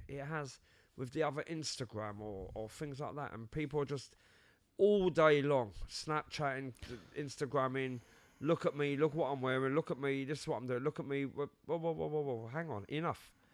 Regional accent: London, United Kingdom; also born or lived in Cyprus; I was born in London

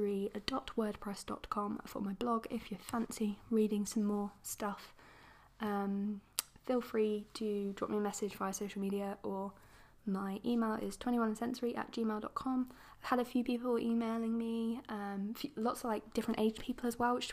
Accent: England, United Kingdom; accent: posh; I'm English

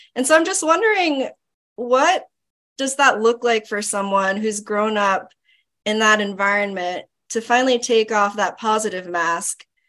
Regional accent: Florida, United States; I grew up in Florida. Um, my parents are Filipino

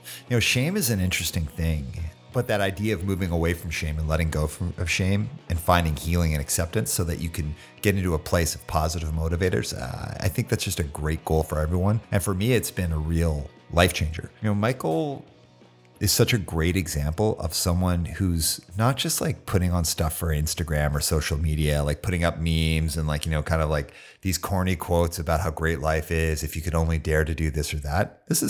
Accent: Calgary, Alberta, Canada; … is like such a Canadian thing that, like, I grew up in Calgary.

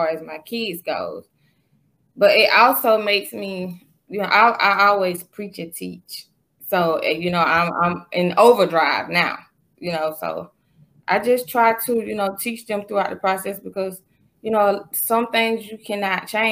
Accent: Macon, Georgia, United States; Lily Ave, you know, right dead in the middle

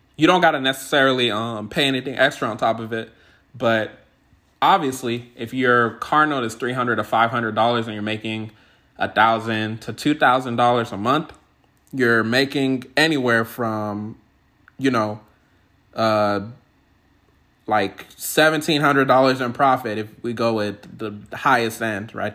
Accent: California, United States; also born or lived in Washington State; now in Washington, United States; I'm originally from California

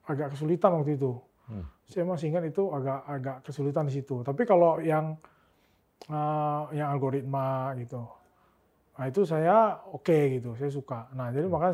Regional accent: Pontianak, West Kalimantan, Indonesia; moved away; karena kan dulu saya dari Pontianak, okay.

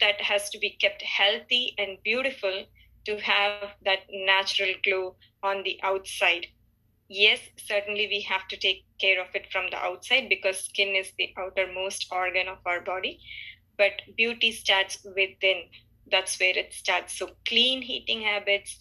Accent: Chennai, Tamil Nadu, India; moved away as an adult; also born or lived in Boston, United States; now in United States; I was born and brought up in Chennai, which is in India.

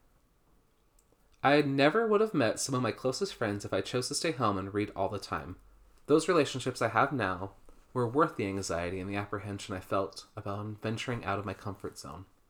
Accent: Utah, United States; I've born and raised in America, in Utah.

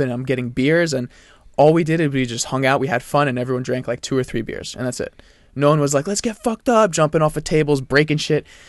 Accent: France; moved away; I'm from France

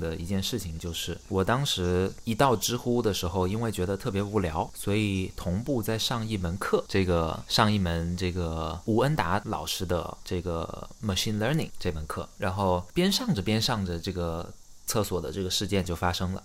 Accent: Xiamen, Fujian, China; now in Beijing, China; 你知道我是厦门人吗

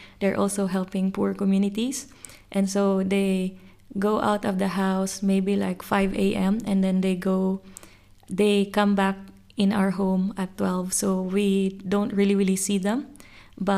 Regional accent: Cebu City, Central Visayas, Philippines; moved away as an adult; now in Sydney, Australia; I'm originally from Cebu, Philippines, but I have been here in Sydney for maybe nearly 5 years.

